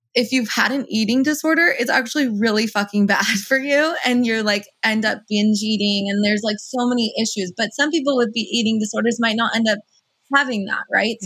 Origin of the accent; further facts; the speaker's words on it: United States; first language Persian; English is a second language; I'm first generation Iranian American. So my parents immigrated here and I was born here.